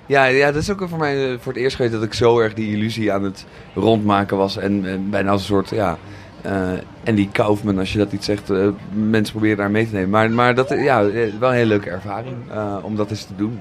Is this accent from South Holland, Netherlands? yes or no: yes; Zoetermeer, South Holland, Netherlands; moved away as an adult; also born or lived in Amsterdam; ik ben opgegroeid in Zoetermeer